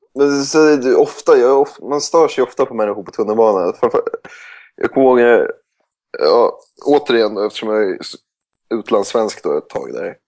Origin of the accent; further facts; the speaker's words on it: Sweden; moved away; Som svensk